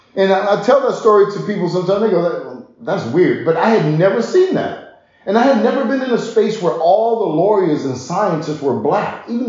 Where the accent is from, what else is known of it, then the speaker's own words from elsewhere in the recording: Germany; also born or lived in Netherlands; Yeah, I grew up in Germany and Holland most of my life.